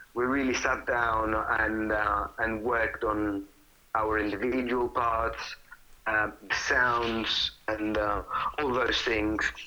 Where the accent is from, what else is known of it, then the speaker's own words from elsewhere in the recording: Italy; now in London, United Kingdom; I was born and raised in Italy.